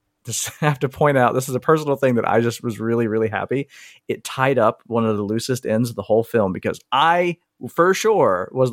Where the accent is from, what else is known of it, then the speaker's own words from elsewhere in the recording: the South, United States; I'm from the South.